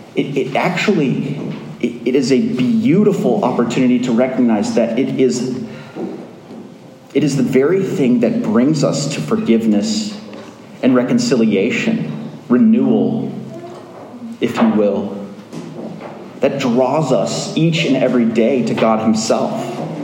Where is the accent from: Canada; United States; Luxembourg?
United States; Springfield, Virginia; also born or lived in Falls Church, Virginia; I lived in Springfield, Virginia. I was brought up in a church less than a mile from here on Franconia Road.